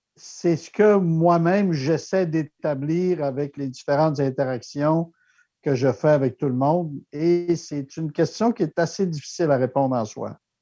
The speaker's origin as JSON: {"language": "French", "country": "Canada", "accent": "francophone", "first_language": "French", "lives_now": "Victoria, Canada", "said": "je suis Canadien-Français"}